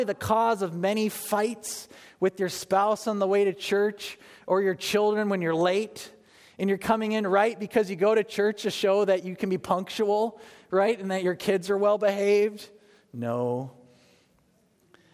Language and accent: English; United States; as American evangelicals